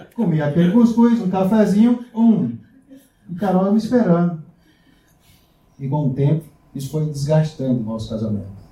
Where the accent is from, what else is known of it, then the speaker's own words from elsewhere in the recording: Brazil; moved away as an adult; now in Porto, Portugal; Na minha terra, a gente fala cheiro